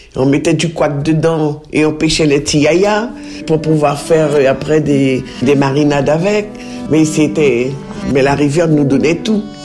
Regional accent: Mana, French Guiana; moved away as an adult; also born or lived in Cayenne, French Guiana / Paris, France; now in Pont-Sainte-Maxence, France; je suis de Mana

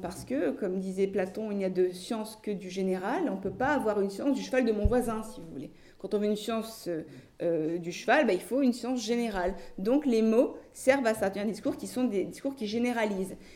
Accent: France; Je suis française

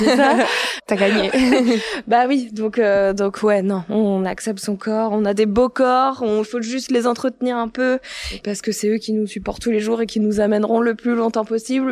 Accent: Tourcoing, Hauts-de-France, France; je suis née à Tourcoing

